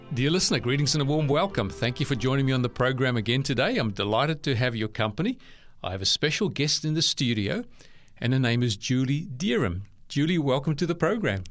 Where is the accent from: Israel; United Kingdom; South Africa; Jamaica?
South Africa; Bellville, Western Cape; now in Australia; I was born in Bellville, which is a neighboring suburb.